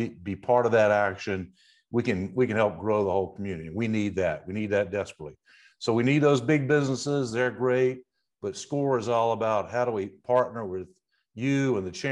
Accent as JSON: {"language": "English", "town": "Macon", "region": "Georgia", "country": "United States", "moved": "as an adult", "said": "Well, I'm from Macon. My great-grandfather has started with his grocery"}